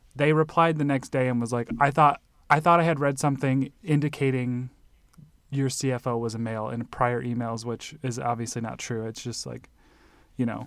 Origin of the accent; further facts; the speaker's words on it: Nebraska, United States; also born or lived in Illinois; now in Arizona, United States; growing up in Nebraska and then in Illinois